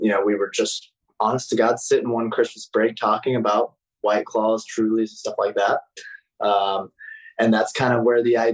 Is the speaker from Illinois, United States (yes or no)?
yes; Newton, Illinois, United States; moved away as an adult; also born or lived in Indiana University; I'm originally from Newton, Illinois